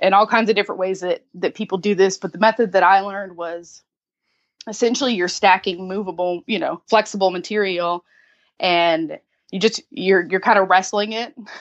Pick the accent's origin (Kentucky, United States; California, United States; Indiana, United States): Kentucky, United States; moved away as an adult; now in Charleston, United States; I am originally from Kentucky.